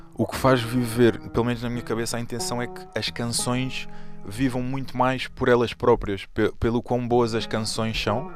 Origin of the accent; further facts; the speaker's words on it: Portugal; estou uh, em Portugal, nasci em Portugal